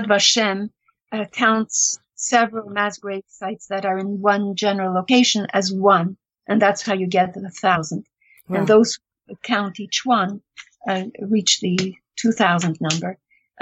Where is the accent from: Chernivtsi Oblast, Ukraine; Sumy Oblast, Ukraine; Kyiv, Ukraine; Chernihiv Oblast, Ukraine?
Chernivtsi Oblast, Ukraine; Chernivtsi; moved away; I was born in Chernivtsi after the war and went back in 2001